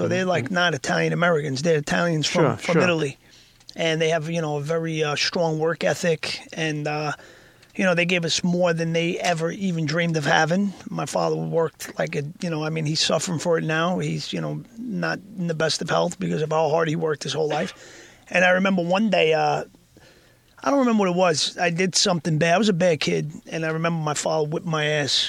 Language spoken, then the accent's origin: English; Bogotá, Colombia; born there; I knew I was born in Bogota, Colombia.